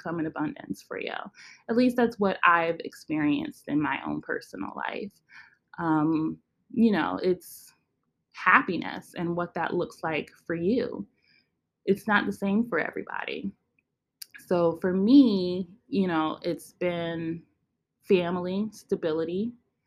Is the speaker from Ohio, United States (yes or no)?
no; Western New York, United States; moved away as an adult; now in upstate New York, United States; I grew up in Western New York. Right now I live in upstate New York.